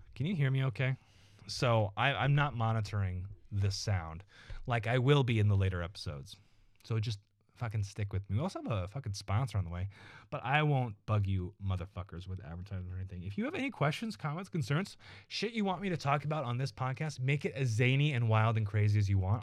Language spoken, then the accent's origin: English; Evansville, Indiana, United States; also born or lived in Iowa City, Iowa; we grew up in Evansville, Indiana, and Iowa City, Iowa